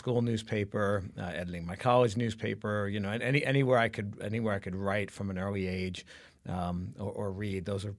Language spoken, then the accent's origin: English; New York City, New York, United States; I grew up mostly in Brooklyn, New York. So I'm an original. I grew up in a parochial, mob-controlled Italian Brooklyn.